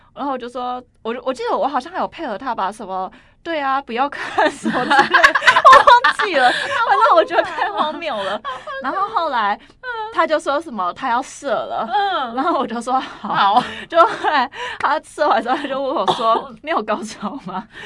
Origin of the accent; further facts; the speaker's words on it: Taiwan; 但他有先问我一句，就说你是哪里来，我就说 嗯 台湾